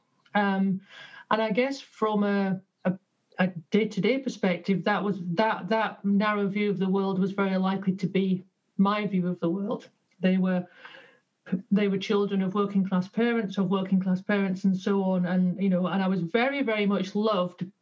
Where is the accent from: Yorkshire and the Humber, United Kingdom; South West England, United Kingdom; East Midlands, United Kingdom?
Yorkshire and the Humber, United Kingdom; So I was born in Yorkshire to working class parents